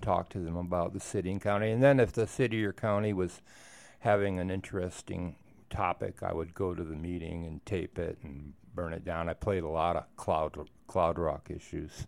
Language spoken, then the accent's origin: English; Wisconsin, United States; moved away as an adult; also born or lived in Oregon; now in Moab, United States; I grew up in Wisconsin, uh, in the nineteen fifties and sixties